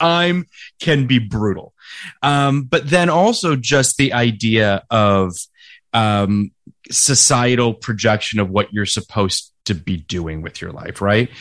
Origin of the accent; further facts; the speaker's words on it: Toronto, Ontario, Canada; moved away; also born or lived in California; when I go home to Toronto, even friends, contemporaries of mine that I went to high school